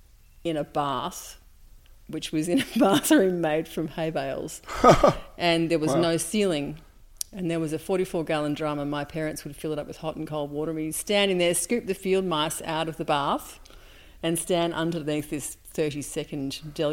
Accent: Melbourne, Victoria, Australia; also born or lived in Sydney; I was born in Sydney, and we moved to Melbourne when I was 2. And I went to school here in Melbourne. And then in the early 70s, my parents decided to move to the country.

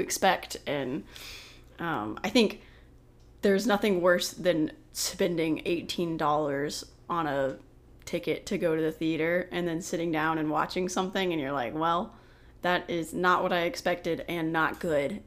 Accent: Oklahoma, United States; I grew up in Oklahoma

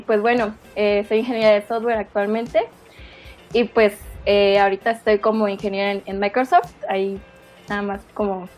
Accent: Chiapas, Mexico; moved away as an adult; now in Mexico City, Mexico; yo soy originaria de Chiapas también

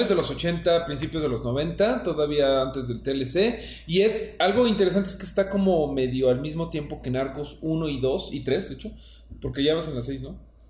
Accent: Mexico; Digo, perdón, sí, es algo de que yo soy eh, mexicano.

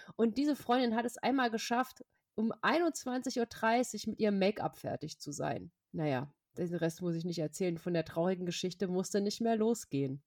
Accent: Hesse, Germany; aus Hessen, meinem Heimatbundesland

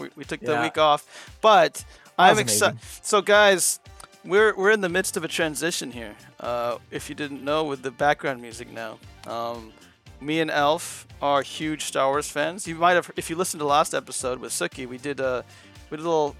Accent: United States; I'm from America

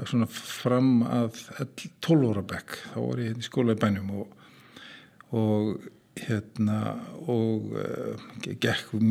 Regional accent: Kópavogur, Capital Region, Iceland; Ég er alveg upp í Kóbói fyrst, fyrstu tíu árin til heim í Kóbói hérna, í Östubænum.

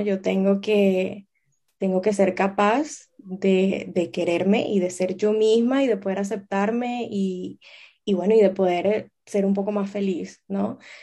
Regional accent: Venezuela; also born or lived in Amsterdam, Netherlands / Boston, United States; now in Barcelona, Spain; yo soy venezolana

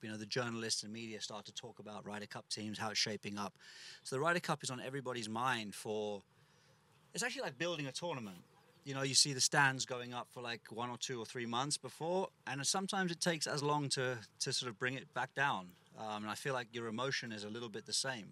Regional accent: England, United Kingdom; as an English kid

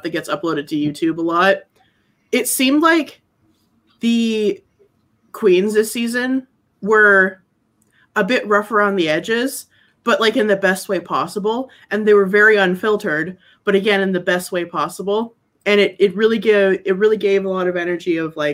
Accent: Wisconsin, United States; I'm from Wisconsin

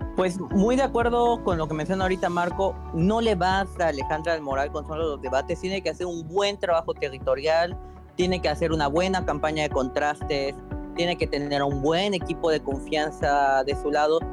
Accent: Veracruz, Mexico; Soy veracruzano. Vean quién gobierna mi estado

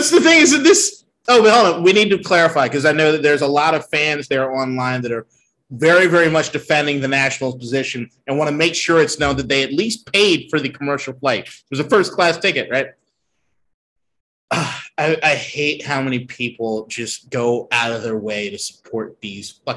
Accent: United States; as an American

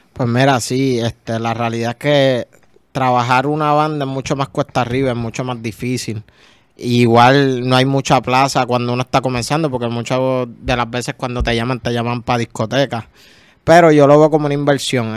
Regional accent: San Juan, Puerto Rico; yo soy de Cupa y de las cumbres, San Juan

